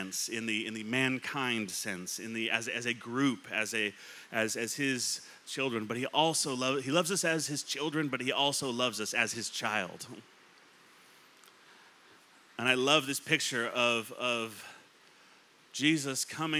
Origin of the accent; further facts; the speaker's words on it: California, United States; moved away; I grew up in California